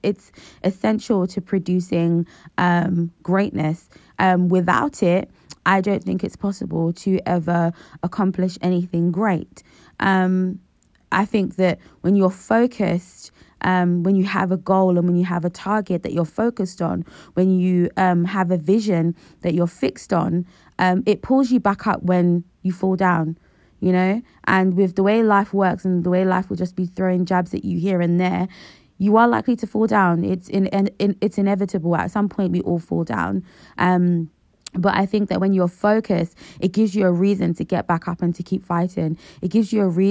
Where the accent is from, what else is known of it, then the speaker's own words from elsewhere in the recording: Nigeria; the Nigerian in me